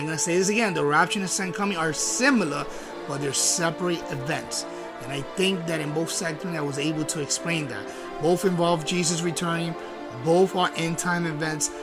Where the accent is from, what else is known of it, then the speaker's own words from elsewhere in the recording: Puerto Rico; I'm from Puerto Rico. I'm Puerto Rico